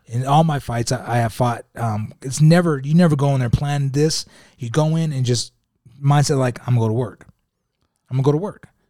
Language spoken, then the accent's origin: English; Utah, United States; I'm coming from Utah